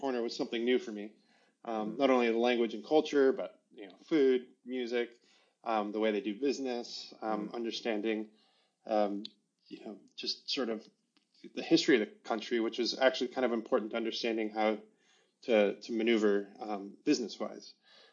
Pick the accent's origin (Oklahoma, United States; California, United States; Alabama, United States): California, United States; San Diego; moved away as an adult; also born or lived in East Coast / Brazil; now in London, United Kingdom; I'm currently based in London, but I'm sure you can tell from the accent that I'm not from here. I was born and raised in San Diego, California.